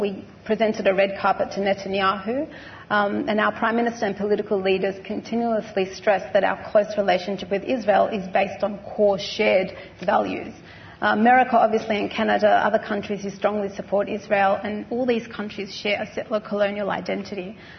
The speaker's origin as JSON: {"language": "English", "country": "Australia", "said": "me as an Australian Palestinian"}